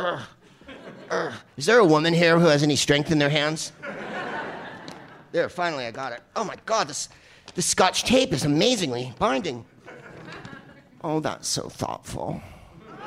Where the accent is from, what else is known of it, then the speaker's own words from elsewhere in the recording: San Francisco, California, United States; accent: San Francisco accent; also born or lived in San Carlos; I'm from San Francisco, and we say it that way